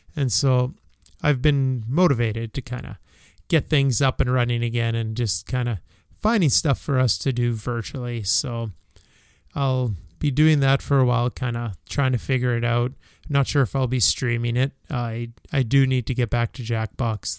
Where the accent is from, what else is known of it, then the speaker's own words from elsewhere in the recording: Canada; as a Canadian